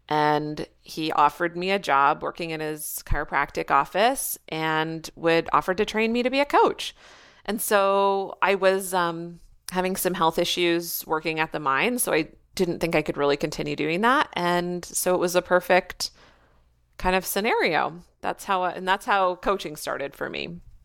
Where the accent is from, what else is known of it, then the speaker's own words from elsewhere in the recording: Canada; first language English; also born or lived in Australia / Quebec; now in Wakefield, Canada; I am still Canadian